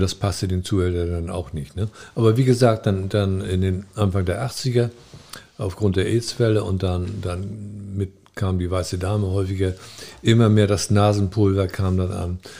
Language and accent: German; North Sea coast, Germany; moved away as an adult; also born or lived in Hamburg; now in Eckernförde, Germany; Ich bin an der Nordsee aufgewachsen